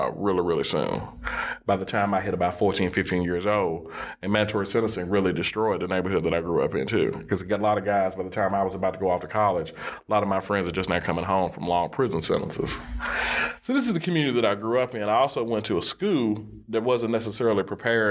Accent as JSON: {"language": "English", "town": "Nashville", "region": "Tennessee", "country": "United States", "tie": "born or raised there", "said": "I grew up in the Northwest Nashville community called Bordeaux."}